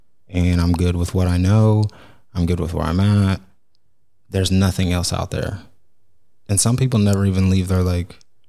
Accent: Oklahoma, United States; moved away; when we move, people think Oklahoma, because we're from Oklahoma.

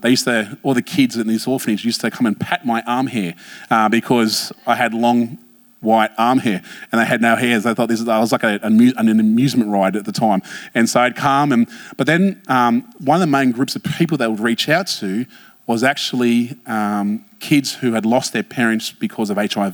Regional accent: Blacktown, New South Wales, Australia; I grew up in Blacktown

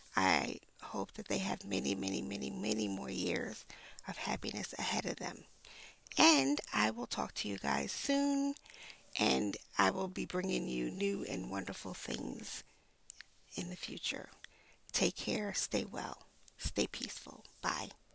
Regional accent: New York City, New York, United States; I grew up in Brooklyn

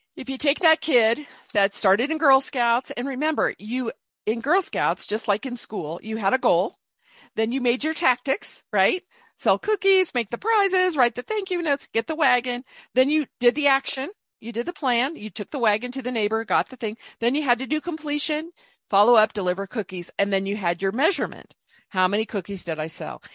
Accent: Indianapolis, Indiana, United States; moved away as an adult; also born or lived in Dallas, Texas; I grew up in Indianapolis, Indiana mostly, and then went to a state school in Indiana, Purdue University

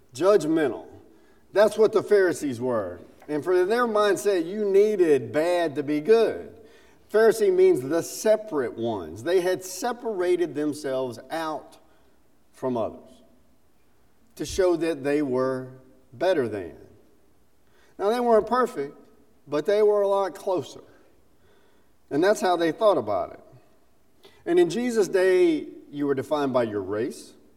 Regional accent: South Carolina, United States; accent: Southern; also born or lived in Alabama; I'm a Southerner. I was born in Alabama, grew up in South Carolina

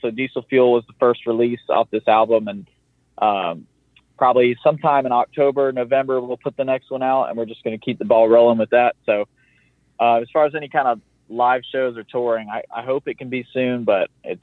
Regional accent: the South, United States; I am from the South

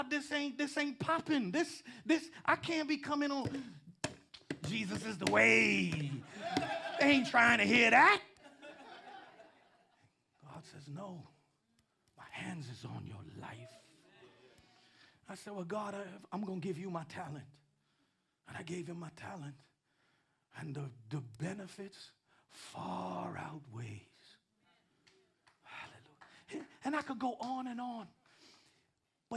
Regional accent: New York City, New York, United States; I'm from Queens too

